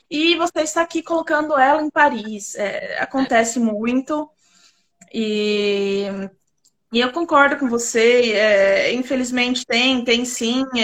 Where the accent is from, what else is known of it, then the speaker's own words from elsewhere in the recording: São Paulo, Brazil; moved away as an adult; now in France; eu, eu sou de São Paulo